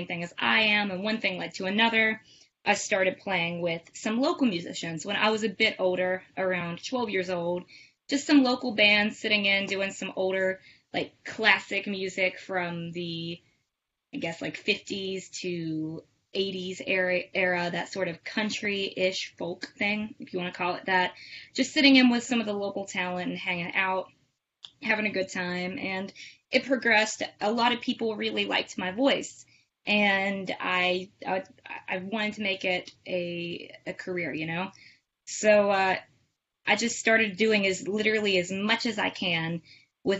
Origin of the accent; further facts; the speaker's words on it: Summersville, West Virginia, United States; I am from Summersville, West Virginia, so a West Virginia local girl, local musician